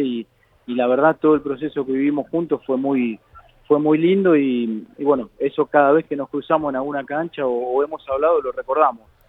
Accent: Avellaneda, Buenos Aires Province, Argentina; vivo acá en Avellaneda, eh, me crié, nací, me crié en Avellaneda, el colegio de Avellaneda

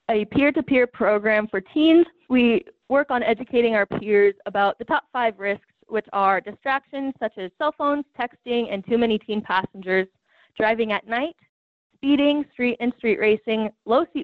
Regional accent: Wyoming, United States; I am from Wyoming

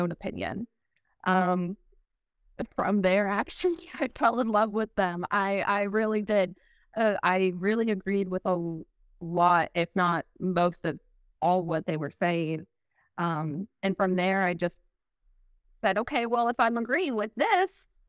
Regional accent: Ohio, United States; I'm from Ohio.

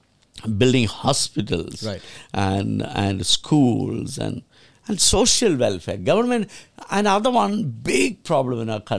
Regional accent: Kerala, India; So we government need to set up home for all campaign. I'm from Kerala.

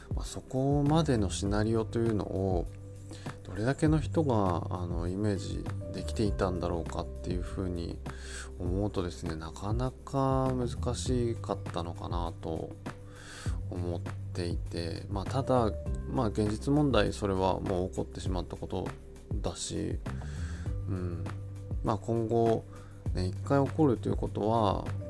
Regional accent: Kawanishi, Yamagata, Japan; 僕の地元の川西町でも本当に床上浸水あと道路河川が氾濫

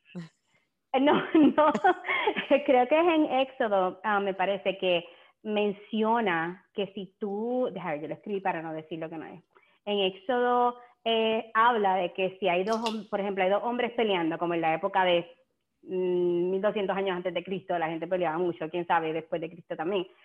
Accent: Puerto Rico; nosotros como puertorriqueños comemos un montón de lechón

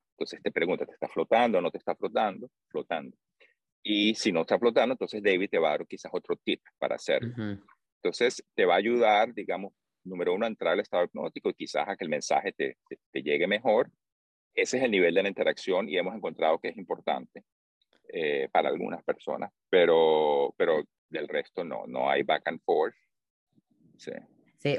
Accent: Venezuela; moved away as an adult; also born or lived in Bay Area, United States; now in United States; soy de Venezuela, crecí ahí, después del bachillerato vine a, estudiar en la universidad

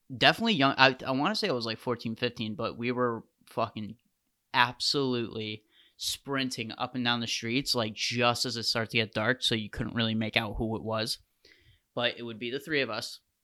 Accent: United States

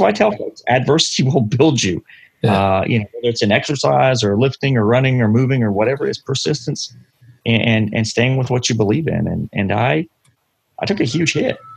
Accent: London, Ontario, Canada; also born or lived in Ottawa, Ontario / Wake County, North Carolina; now in North Carolina, United States; But I was born and raised in London, and uh, I spent about two years in Ottawa before I moved down here uh, in 1984.

